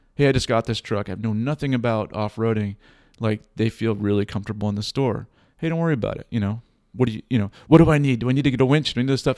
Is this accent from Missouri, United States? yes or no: no; Boston, Massachusetts, United States; now in Pacific Northwest, United States; I'm a Boston native